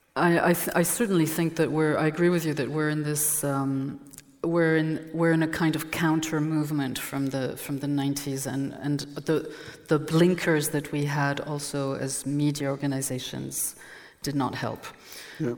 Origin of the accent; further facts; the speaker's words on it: Dijon, Bourgogne-Franche-Comté, France; first language French; English is a second language; I'm from Burgundy. I was born in Dijon. I'm French